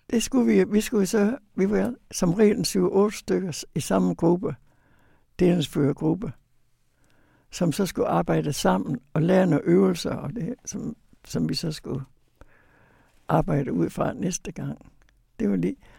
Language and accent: Danish; Videbæk, Central Denmark Region, Denmark; jeg kommer fra Vestjylland, fra Videbæk